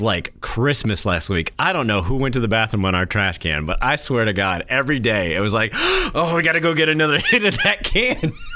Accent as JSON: {"language": "English", "region": "New Hampshire", "country": "United States", "moved": "yes"}